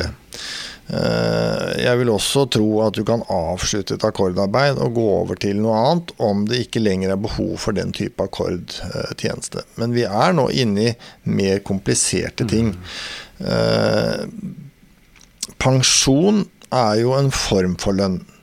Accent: Sarpsborg, Østfold, Norway; Jeg vokste opp i Sarpsborg, eh, Borregaard, industri.

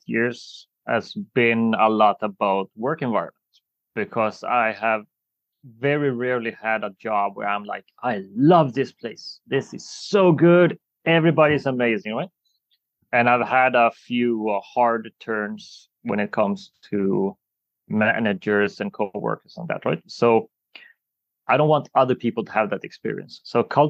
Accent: Sweden; I'm Swedish

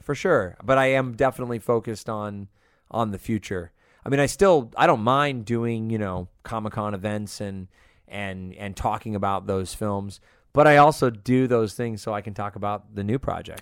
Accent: Los Angeles, California, United States; also born or lived in Las Vegas, Nevada / Santa Cruz, California; I was born in Vegas, lived in Northern California and then moved to L A when I was about six

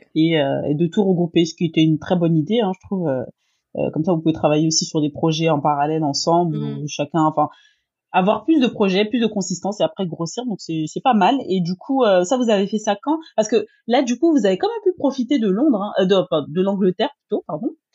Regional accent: France; comme chez nous en France

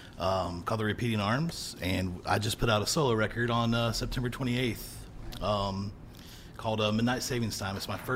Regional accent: Dayton, Ohio, United States; also born or lived in Germantown, Ohio; Actually, I'm from Dayton, Ohio.

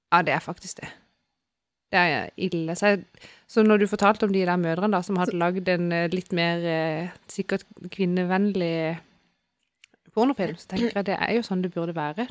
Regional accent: Sørlandet, Southern Norway, Norway; vi er jo fra Sørlandet

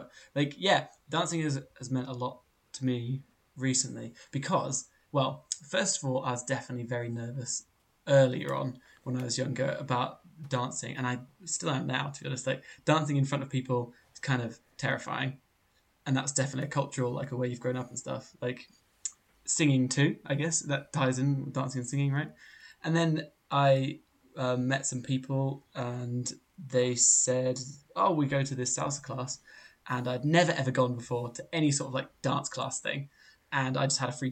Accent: England, United Kingdom; our English culture of being English

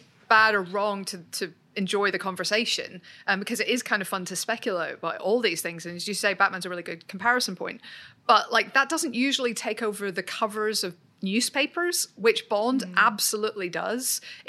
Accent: Northern Ireland, United Kingdom; moved away; I'm Northern Irish.

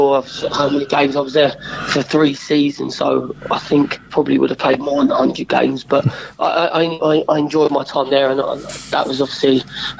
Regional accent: London, United Kingdom; Yeah, I was born in Whitechapel, London, yep.

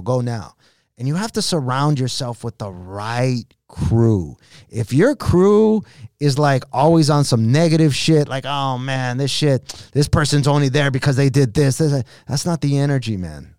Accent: Los Angeles, California, United States; a kid from East L

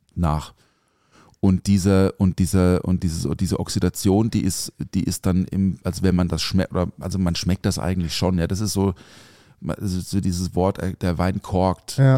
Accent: a village near Offenburg, Baden-Württemberg, Germany; moved away; ich bin ja auf dem Dorf aufgewachsen also jetzt nicht so mega ländlich. Äh, Offenburg ist jetzt kein Dorf. Also das Dorf neben Offenburg

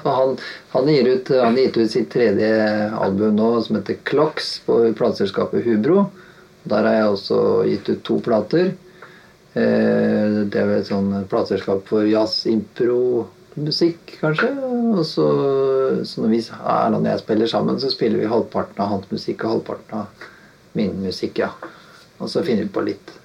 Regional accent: Halden, Østfold, Norway; moved away as an adult; now in Oslo, Norway; Kommer fra Halden, flytta til Oslo i eh, ja, Jeg var en sånn 18 Rundt 18-19 år, kanskje.

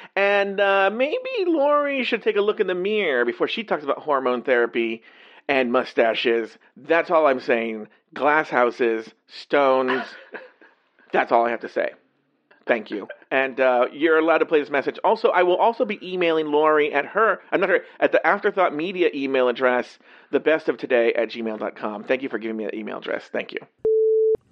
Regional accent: United States; I'm an American.

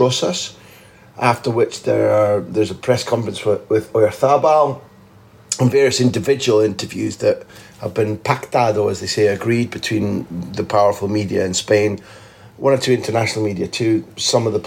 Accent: the Northeast, North East England, United Kingdom; moved away; a word, mochi, we used to use in the Northeast when I was a kid in the 60s

